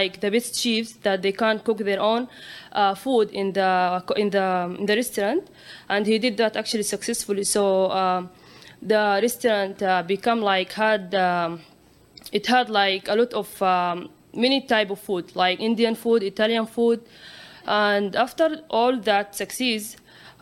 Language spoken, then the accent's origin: English; Saudi Arabia; moved away; I am from Saudi Arabia.